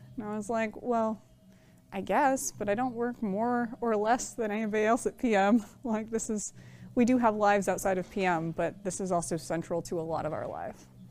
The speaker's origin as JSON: {"language": "English", "area": "Bay Area", "region": "California", "country": "United States", "tie": "born or raised there", "said": "I was born and raised in the Bay Area"}